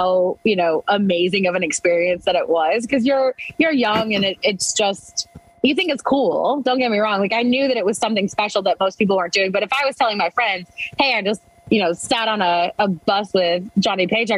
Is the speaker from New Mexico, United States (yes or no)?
no; Western New York, United States; I'm from Western New York. I'm a Yankee, but like practically Canadian